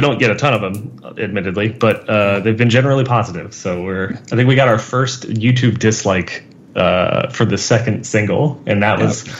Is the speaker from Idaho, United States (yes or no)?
no; Baltimore, Maryland, United States; now in California, United States; we were in bands for all of our childhood when we were growing up in Baltimore, Maryland, on the East Coast. And then when we both moved to California